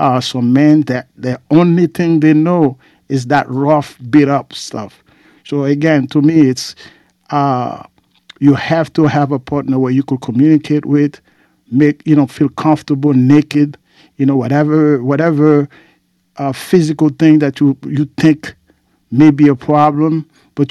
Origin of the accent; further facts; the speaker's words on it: Haiti; I have brethren from Jamaica and Trinidad, and I'm from Haiti